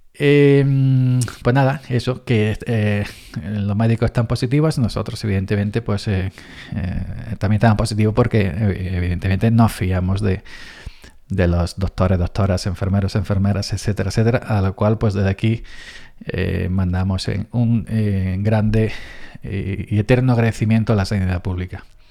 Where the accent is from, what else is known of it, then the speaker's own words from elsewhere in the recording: Andalusia, Spain; somos los andaluces un poco exagerados